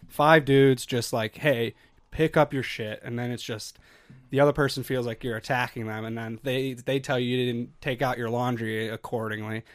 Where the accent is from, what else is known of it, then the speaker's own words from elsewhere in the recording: Chicago, Illinois, United States; moved away as an adult; I'm from Chicago.